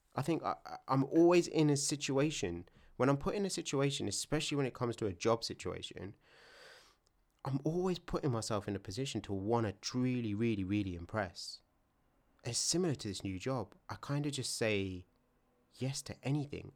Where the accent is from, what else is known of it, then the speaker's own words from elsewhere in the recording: London, United Kingdom; where I'm from isn't London